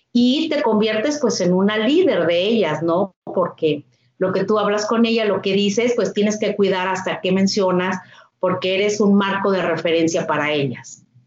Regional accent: Torreón, Coahuila, Mexico; also born or lived in Monterrey; soy de Torreón, Coahuila

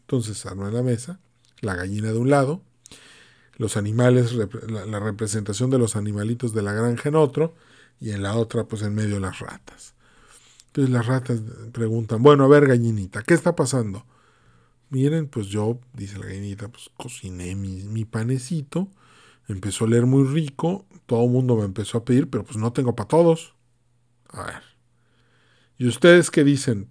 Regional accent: Mexico; México, pues mi país de origen, un país al que amo muchísimo

